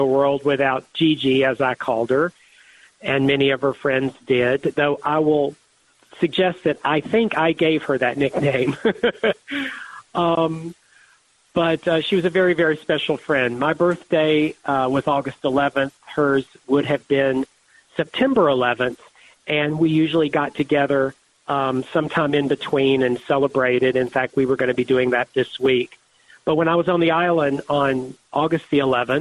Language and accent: English; Georgia, United States; I'm from Georgia